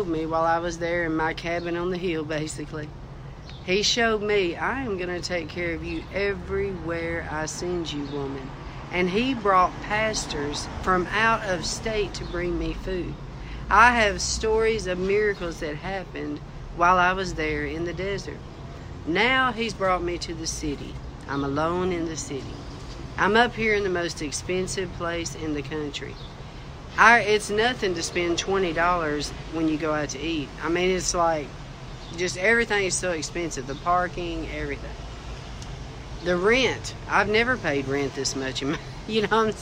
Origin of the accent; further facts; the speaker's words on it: United States; I am still an American citizen.